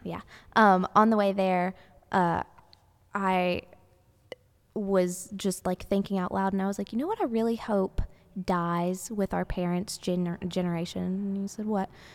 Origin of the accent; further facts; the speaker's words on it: the South, United States; growing up in the South